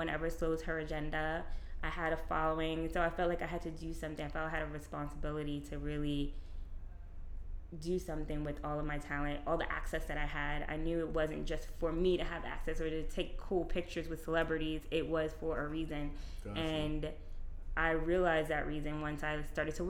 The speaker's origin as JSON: {"language": "English", "town": "New York City", "region": "New York", "country": "United States", "tie": "born or raised there", "said": "I grew up in New York"}